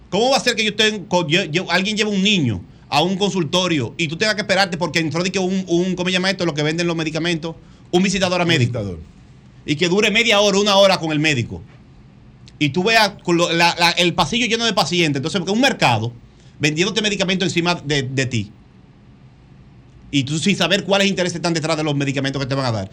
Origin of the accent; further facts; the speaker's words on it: Dominican Republic; lo saben cómo somos dominicanos